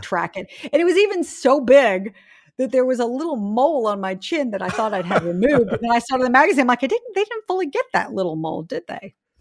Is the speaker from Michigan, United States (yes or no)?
no; Charleston, South Carolina, United States; moved away as an adult; I grew up in Charleston, South Carolina.